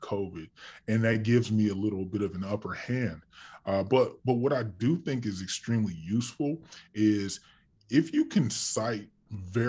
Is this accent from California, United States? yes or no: yes; California, United States; I'm from California